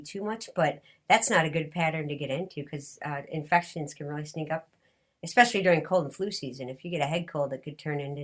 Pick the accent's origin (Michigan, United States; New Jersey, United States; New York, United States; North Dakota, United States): Michigan, United States; Detroit; I'm from Detroit